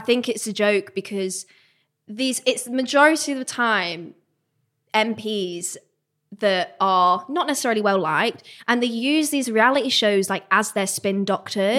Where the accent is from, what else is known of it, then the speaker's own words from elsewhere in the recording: Manchester, North West England, United Kingdom; I'm from Manchester, I was at uni at the time